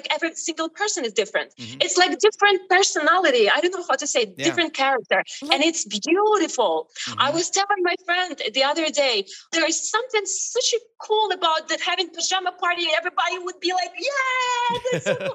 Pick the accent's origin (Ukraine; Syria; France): Ukraine; English is a second language; moved away as an adult; also born or lived in Italy / Destin, Florida; now in Miami, United States; I came from Ukraine